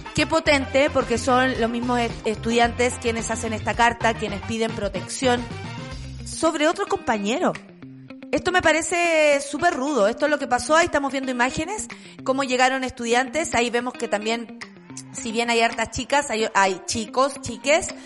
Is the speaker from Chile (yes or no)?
yes; Chile; Como chilenos, como chilenas